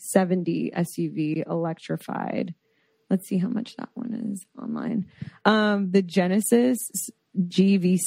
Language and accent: English; South Florida, United States; growing up in South Florida